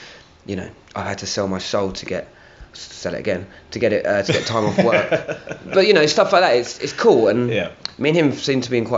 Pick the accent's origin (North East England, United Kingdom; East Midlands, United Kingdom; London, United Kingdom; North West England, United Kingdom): London, United Kingdom; also born or lived in Hammersmith, London / Acton, London / New York; Moved to Barnet, North London, whole time a Barnet crew. Yeah, so I was not Barnet, North London, North London, a big gooner